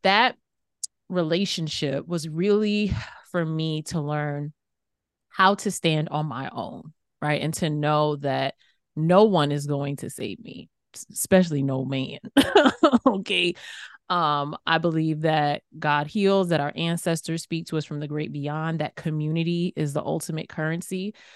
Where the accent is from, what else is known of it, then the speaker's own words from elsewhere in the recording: New York City, New York, United States; I grew up in Queens, New York